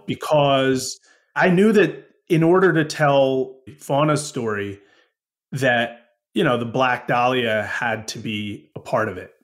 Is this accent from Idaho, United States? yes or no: no; Woodstock, New York, United States; I grew up in Woodstock, New York